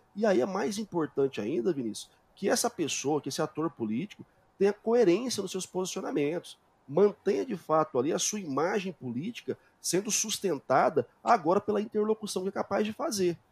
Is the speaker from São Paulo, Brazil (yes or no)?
no; Goiânia, Goiás, Brazil; also born or lived in Portugal; eu continuo dando as minhas aulas aqui em Goiás, eu sou de Goiânia